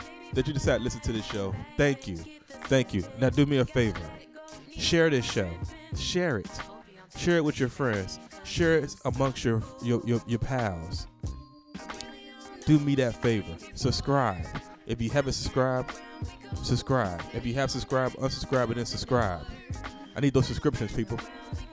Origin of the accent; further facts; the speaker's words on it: Norfolk, Virginia, United States; moved away; my hometown